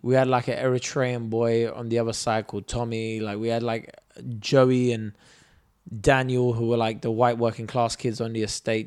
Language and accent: English; London, United Kingdom; also born or lived in Kurdistan; we lived in Brixton and we moved to Streatham